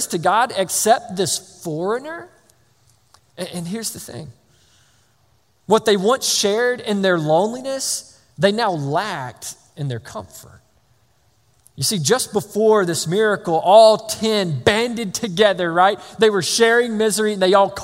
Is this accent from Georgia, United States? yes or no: yes; Georgia, United States; I'm from Georgia